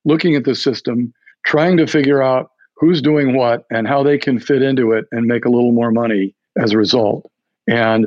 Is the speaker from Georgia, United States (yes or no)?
no; New Mexico, United States; moved away as an adult; I'm from New Mexico.